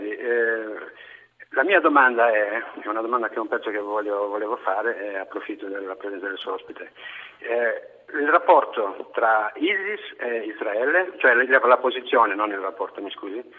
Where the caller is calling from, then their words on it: Rome, Lazio, Italy